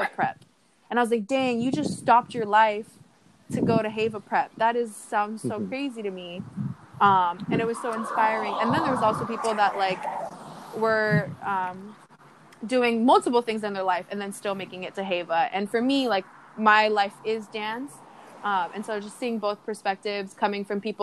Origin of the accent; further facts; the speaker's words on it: United States; I'm Polynesian from America